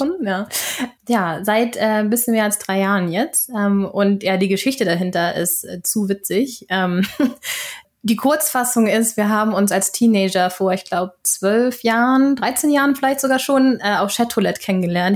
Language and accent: German; Flensburg, Schleswig-Holstein, Germany; accent: North German; moved away as an adult; now in Sweden; dass man mir doch äh, den norddeutschen Akzent anhört